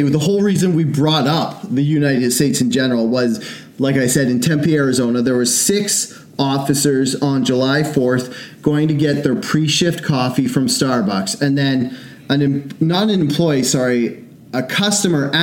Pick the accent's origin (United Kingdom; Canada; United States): Canada; we're from Canada